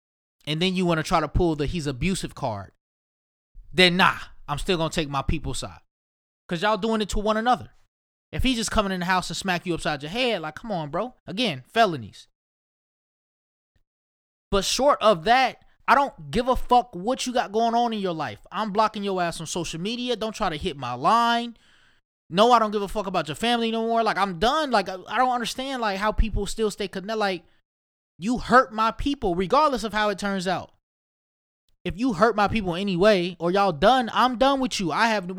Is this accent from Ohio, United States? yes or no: yes; Ohio, United States; I don't know why I be sounding like I'm from New York. I'm just definitely from Ohio. I need to have an Ohio accent, which I don't even know if that's any fucking way.